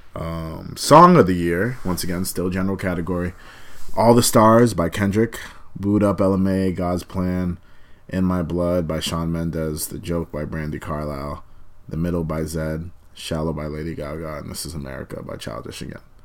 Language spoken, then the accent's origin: English; Malden, Massachusetts, United States; I'm from Malden, but when people don't know the area I'd be like, oh, I'm like 15, 20 minutes outside of Boston